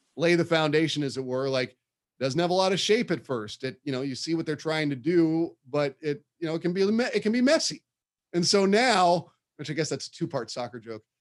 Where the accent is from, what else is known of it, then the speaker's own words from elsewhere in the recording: Bay Area, California, United States; I grew up in the Bay Area. It's, you know, there's a huge Mexican community here